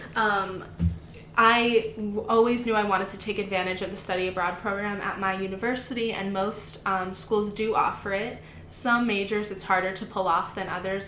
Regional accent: Florida, United States; moved away as an adult; also born or lived in Wisconsin; I'm originally from Florida, and that's where I grew up.

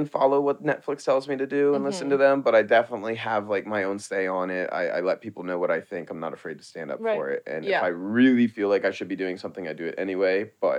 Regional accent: Baltimore, Maryland, United States; moved away as an adult; also born or lived in New York; now in Los Angeles, United States; I'm from Baltimore.

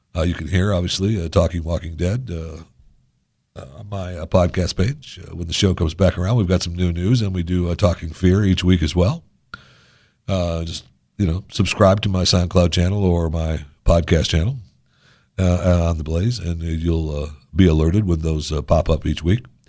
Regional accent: Michigan, United States; moved away; also born or lived in Florida; I grew up in Michigan

